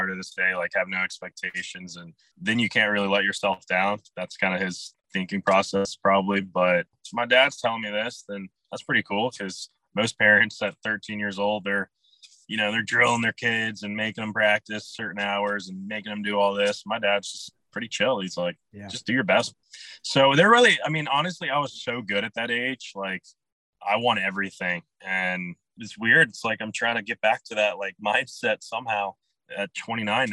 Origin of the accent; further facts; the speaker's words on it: North Carolina, United States; I'm from North Carolina